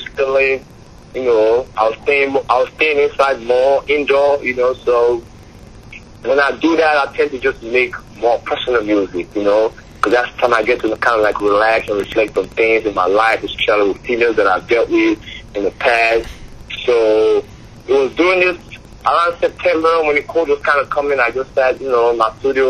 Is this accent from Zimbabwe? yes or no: no; Nigeria; moved away as an adult; now in United States; Growing up in Nigeria was tough